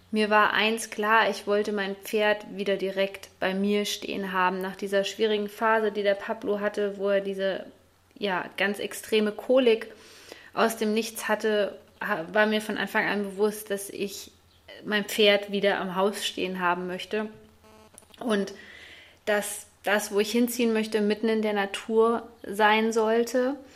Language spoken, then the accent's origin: German; Bad Hersfeld, Hesse, Germany; dass ich meine alte Heimat vermisse, also Bad Hersfeld, die Rhön.